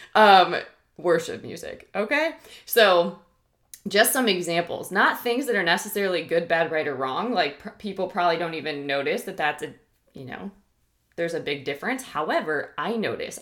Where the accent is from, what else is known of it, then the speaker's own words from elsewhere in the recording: Ohio, United States; now in Texas, United States; I'm from Ohio originally